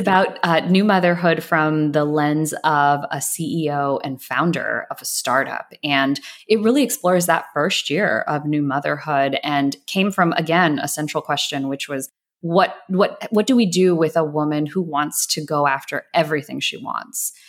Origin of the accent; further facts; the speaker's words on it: Atlanta, Georgia, United States; I grew up in Atlanta. I grew up in a suburb right outside of Atlanta